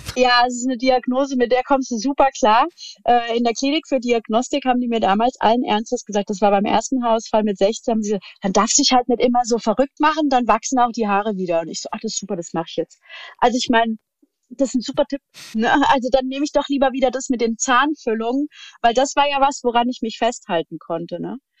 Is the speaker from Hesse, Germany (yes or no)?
yes; near Darmstadt, Hesse, Germany; ich komme aus dem schönen Hessen und äh, Äh, bin in der Nähe von Darmstadt aufgewachsen, wo ich auch tatsächlich jetzt immer noch lebe oder wieder lebe.